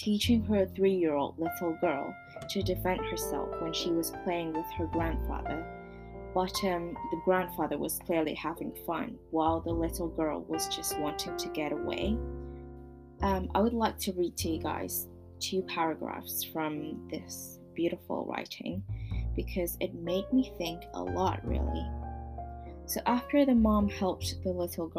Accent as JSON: {"language": "English", "country": "Hong Kong", "tie": "born or raised there", "said": "I was born and raised in Hong Kong"}